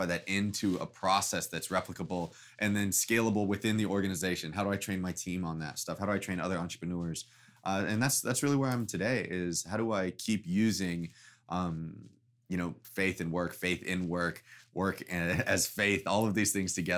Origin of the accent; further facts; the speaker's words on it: Texas, United States; moved away as an adult; now in New York City, United States; I grew up in Texas and always have felt entrepreneurial in some way, shape, or form